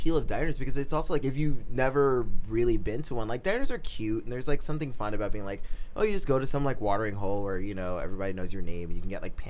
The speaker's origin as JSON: {"language": "English", "town": "New York City", "region": "New York", "country": "United States", "tie": "born or raised there", "said": "growing up in New York City"}